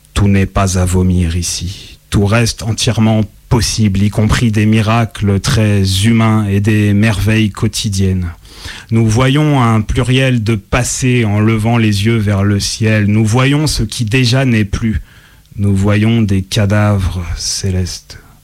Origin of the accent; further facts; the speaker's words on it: Lyon, Auvergne-Rhône-Alpes, France; moved away as an adult; now in Marseille, France; Je suis lyonnais, voilà, j'en suis parti il y a maintenant quand même quelques temps, aux alentours de 2005